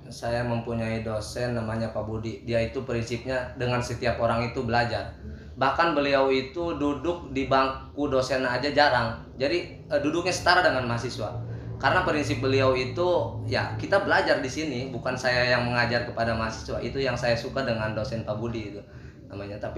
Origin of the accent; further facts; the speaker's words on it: Lebak, Banten, Indonesia; saya kan berasal dari Lebak ya jadi dari kampung sedikit masuk ke Serang ya agak sedikit kota